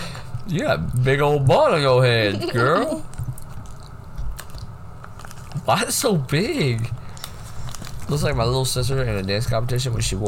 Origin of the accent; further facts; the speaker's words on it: the South, United States; I'm from the South, dude.